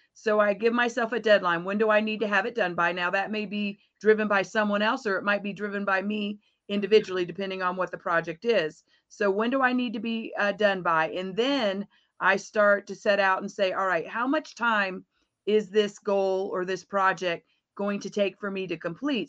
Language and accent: English; Florida, United States; I am from Florida. Um, I'm a, actually a native Floridian